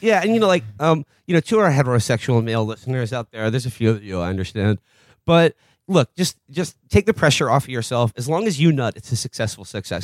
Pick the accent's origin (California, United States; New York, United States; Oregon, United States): New York, United States; as a New Yorker